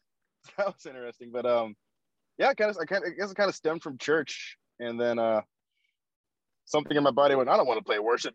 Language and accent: English; Ohio, United States; moved away as an adult; also born or lived in Kansas; I was actually born and raised in Ohio. I lived in Ohio up until 2017. So from 1994 to 2017, I lived in Ohio. So this is kind of just going back to like home at this point for me.